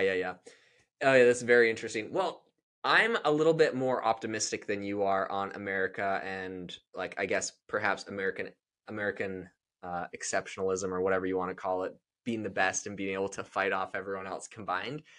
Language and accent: English; Canada; now in United States; I'm from Canada